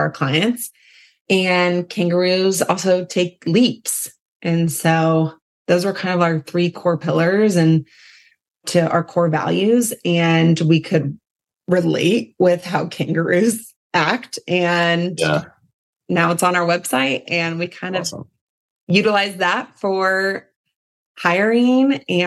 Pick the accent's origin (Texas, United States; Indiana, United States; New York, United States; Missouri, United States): Indiana, United States; Indianapolis; I was born and raised in Indianapolis